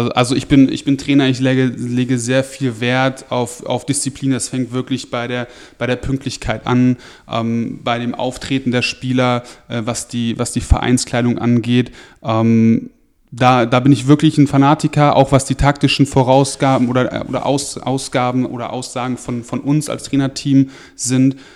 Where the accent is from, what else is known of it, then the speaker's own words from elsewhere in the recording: Lower Saxony, Germany; ich komme halt aus Niedersachsen, von so einem, von, vom kleinen Dorf und da gab es halt entweder Angeln oder Fußball